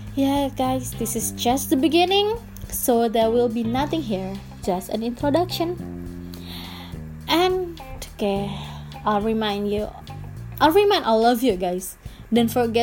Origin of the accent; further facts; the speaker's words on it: Indonesia; first language Indonesian; English is a second language; Bahasa Indonesia is my mother language, because I come from Indonesia